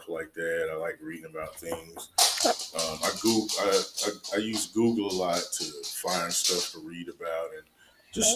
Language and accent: English; Gastonia, North Carolina, United States; I grew up in Gastonia on Moore Street in a neighborhood my friends and I call Herb 10